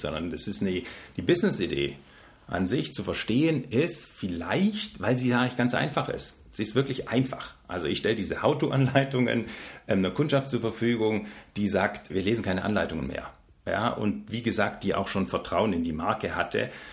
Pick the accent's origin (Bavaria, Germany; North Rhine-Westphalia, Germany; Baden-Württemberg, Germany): Baden-Württemberg, Germany; Stuttgart; Ich bin Schwabe. Nee, ich komme tatsächlich aus Stuttgart